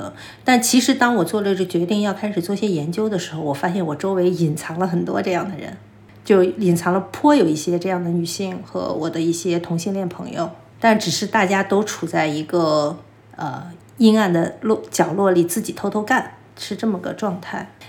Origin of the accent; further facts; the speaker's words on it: Xi'an, Shaanxi, China; now in Beijing, China; 因为我是西安人，我父母还在西安。